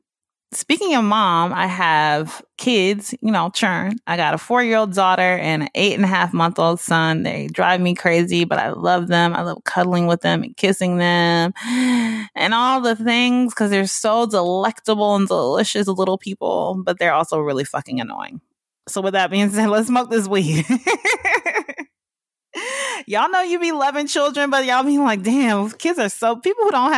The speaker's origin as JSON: {"language": "English", "region": "the South", "country": "United States", "tie": "born or raised there", "said": "that's that black shit that I grew up on in the South, you know what I'm saying?"}